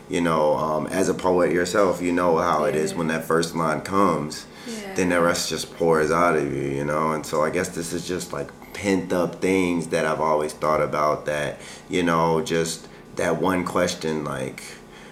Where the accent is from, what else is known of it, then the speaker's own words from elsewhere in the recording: Baltimore, Maryland, United States; now in Hawaii, United States; I grew up in Baltimore